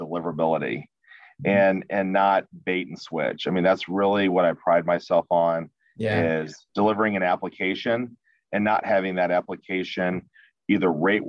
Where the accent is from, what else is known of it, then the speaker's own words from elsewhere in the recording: Kansas City, Missouri, United States; born and raised here, just like I said, born and raised here in Kansas City